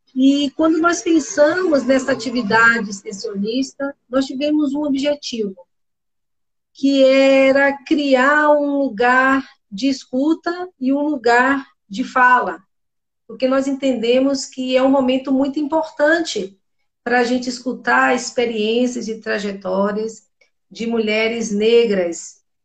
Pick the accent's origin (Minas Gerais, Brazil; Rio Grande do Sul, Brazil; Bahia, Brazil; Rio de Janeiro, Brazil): Bahia, Brazil; eu sou baiana